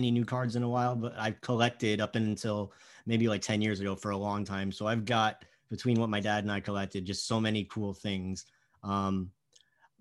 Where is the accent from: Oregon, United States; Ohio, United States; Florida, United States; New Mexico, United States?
Florida, United States; South; growing up in South Florida as a hockey fan